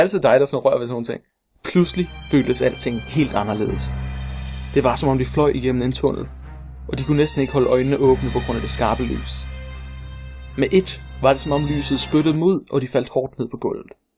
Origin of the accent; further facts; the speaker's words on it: Funen, Southern Denmark, Denmark; jeg er fra Fyn, og jeg kan ikke fake en Fyns dialekt